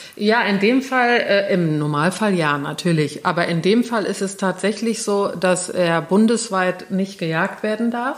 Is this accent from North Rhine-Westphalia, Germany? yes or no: yes; Cologne, North Rhine-Westphalia, Germany; in Köln, an äh, hier Braunsfeld, wo, wo ich aufgewachsen bin